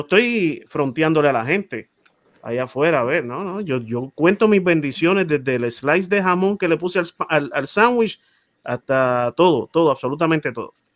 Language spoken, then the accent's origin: Spanish; San Juan, Puerto Rico; yo me crié en Monteatillo